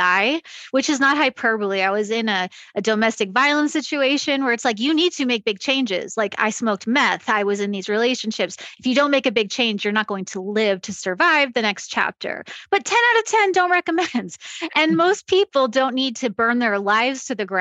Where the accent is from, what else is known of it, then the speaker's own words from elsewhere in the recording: Long Island, New York, United States; I grew up on Long Island